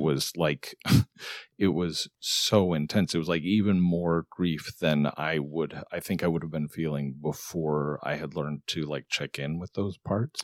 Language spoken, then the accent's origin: English; Arizona, United States; moved away; I grew up in Arizona, so I was back there where my family is